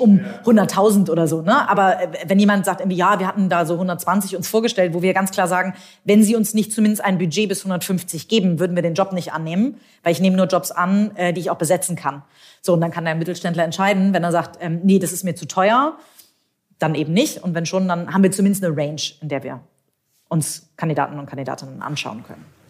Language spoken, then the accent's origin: German; Hamburg, Germany; ich bin Hamburgerin, tatsächlich auch gebürtige Hamburgerin, habe hier Jura studiert in Hamburg